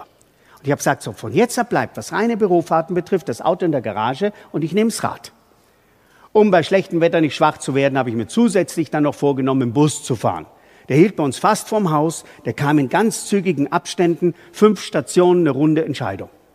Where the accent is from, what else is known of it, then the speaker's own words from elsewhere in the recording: Bavaria, Germany; bei uns in Bayern